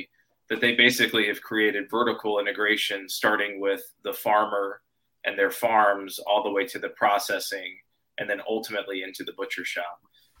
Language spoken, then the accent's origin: English; Nashville, Tennessee, United States; also born or lived in Grasse, France; which is actually in my hometown of Nashville.